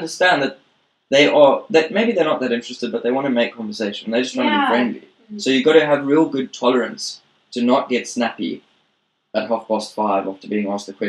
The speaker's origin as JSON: {"language": "English", "country": "South Africa", "moved": "as an adult", "lives_now": "Japan", "said": "I'm from South Africa"}